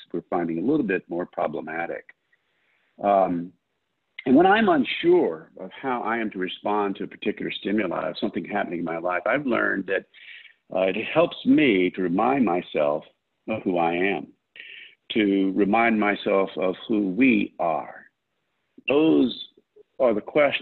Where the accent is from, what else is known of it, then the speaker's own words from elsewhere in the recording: United States; I am an American